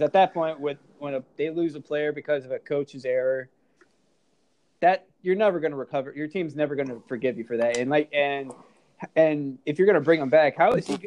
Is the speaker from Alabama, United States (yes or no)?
no; Maryland, United States; I grew up in Maryland